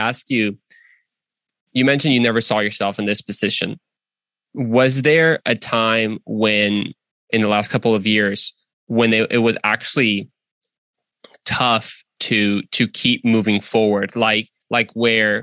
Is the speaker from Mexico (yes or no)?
yes; Mexico; now in United States; I'm from Mexico.